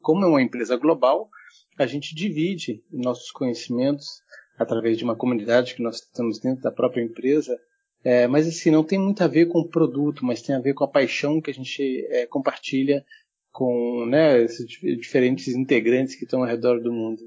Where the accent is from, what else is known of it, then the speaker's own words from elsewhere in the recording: Germany; also born or lived in Nuremberg; now in Brazil; eu sou nascido na Alemanha, mas moro no Brasil já há muitos anos. Minha mãe é brasileira